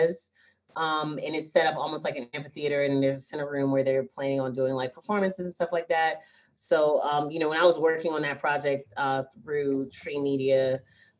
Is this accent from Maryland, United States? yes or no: no; Florida, United States; I'm from the South and from Florida particularly